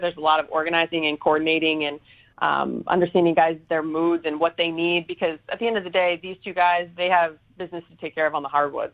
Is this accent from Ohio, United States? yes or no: yes; Ohio, United States; I am born and raised in Ohio